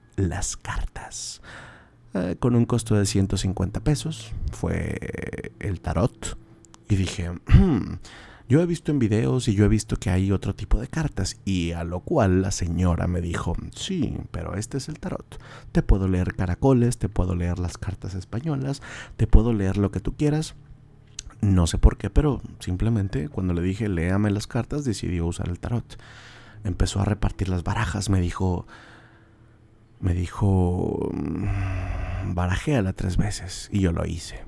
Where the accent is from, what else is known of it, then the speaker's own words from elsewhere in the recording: Monterrey, Nuevo León, Mexico; esta región de Monterrey, las personas nativas de aquí, como su servilleta